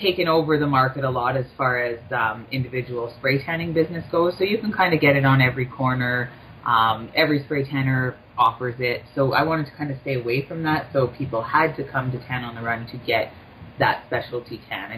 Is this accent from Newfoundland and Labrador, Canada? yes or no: no; Thunder Bay, Ontario, Canada; now in Toronto, Canada; I'm not from Toronto. I'm actually from Thunder Bay